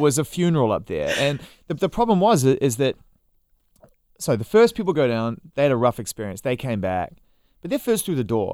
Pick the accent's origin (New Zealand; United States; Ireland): New Zealand; moved away as an adult; also born or lived in United Kingdom; I was from New Zealand